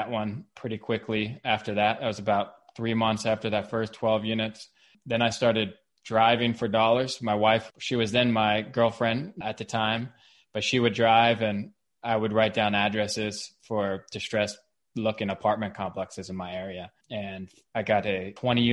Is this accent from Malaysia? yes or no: no; Cincinnati, Ohio, United States; moved away as an adult; also born or lived in Kentucky; now in Rogers, United States; I was born and raised in Cincinnati, in Madeira.